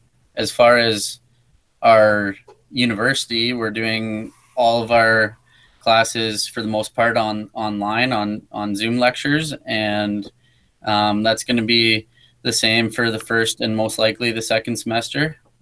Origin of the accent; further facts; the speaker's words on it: New Hamburg, Ontario, Canada; moved away as an adult; now in Winnipeg, Canada; I'm originally from Ontario, from a small town called New Hamburg.